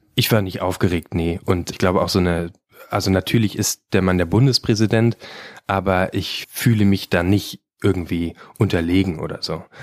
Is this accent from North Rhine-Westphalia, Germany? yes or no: no; Brandenburg, Germany; ich komme aus Brandenburg